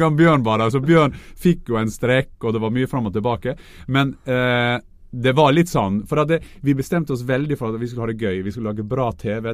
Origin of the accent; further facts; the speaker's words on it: Norway; vi som nordmenn